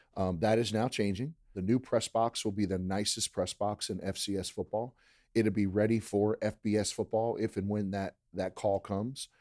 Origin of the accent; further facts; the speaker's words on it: Maryland, United States; moved away as an adult; now in Lake Charles, United States; I grew up in Maryland, so I grew up a blue crab fan